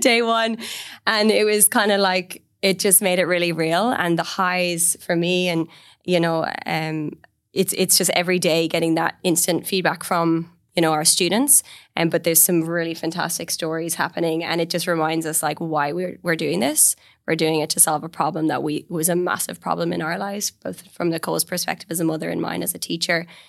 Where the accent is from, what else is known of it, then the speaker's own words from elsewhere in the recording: Galway, Connacht, Ireland; also born or lived in London; I raised in Galway on the west coast of Ireland.